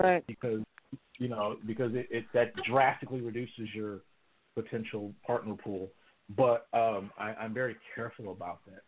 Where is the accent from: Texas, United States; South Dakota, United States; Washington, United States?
Texas, United States; Houston; I live here in, in the the city of Houston in the great state of Texas, which is um, for all practical purposes my hometown